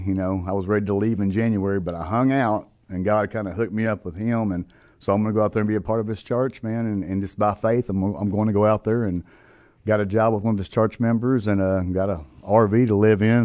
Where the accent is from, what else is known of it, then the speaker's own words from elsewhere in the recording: Wills Point, Texas, United States; moved away as an adult; I'm from Wills Point, Texas, and in East Texas, if you don't know where that's at. And uh, Grew up on about 100 acres